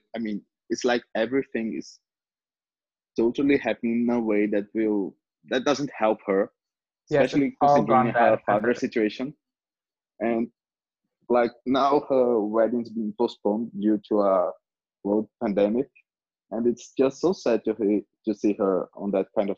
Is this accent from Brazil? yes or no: yes; Brazil; my country, and I'm from Brazil